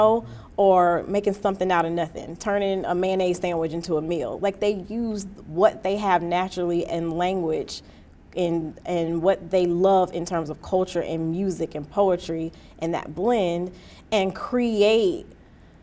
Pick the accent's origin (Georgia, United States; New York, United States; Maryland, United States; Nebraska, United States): Georgia, United States; Atlanta; now in Washington, D.C., United States; I'm from Atlanta